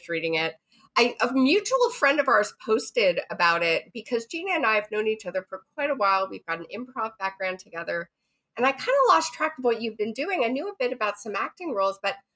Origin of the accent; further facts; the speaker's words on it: Toronto, Ontario, Canada; I'm from Toronto and from Canada